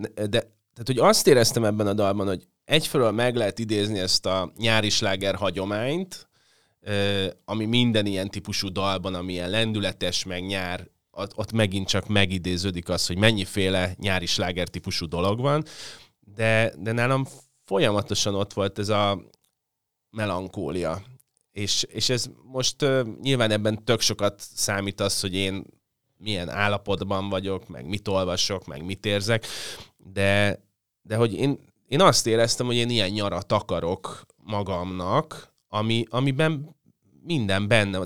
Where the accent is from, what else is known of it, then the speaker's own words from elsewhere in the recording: Budapest, Hungary; lakásba születtem a 80, 81-ben, ahol volt egy pálmafa